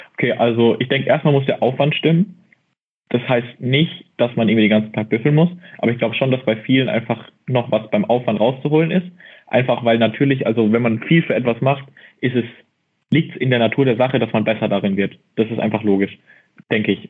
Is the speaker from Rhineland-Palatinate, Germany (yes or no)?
no; near Mannheim, Baden-Württemberg, Germany; ich komme aus Bavü, aus der Nähe von Mannheim